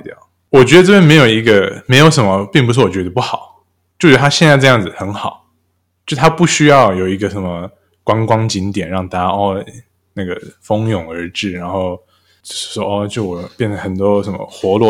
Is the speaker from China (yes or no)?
no; Saudi Arabia; now in Taiwan; 我是在沙烏地阿拉伯出生长大，所以我不太确定我要说我回到台湾还是我来到台湾